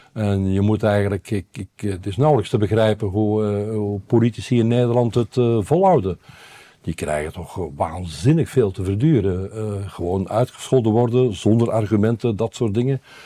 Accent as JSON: {"language": "Dutch", "country": "Belgium", "also_born_or_lived": "Brabant, Netherlands", "moved": "yes", "lives_now": "Netherlands", "said": "als Belg"}